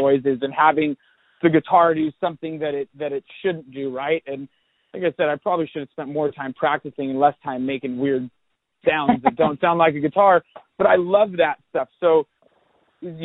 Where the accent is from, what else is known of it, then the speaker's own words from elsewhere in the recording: Seattle, Washington, United States; growing up in Seattle, I grew up teaching myself guitar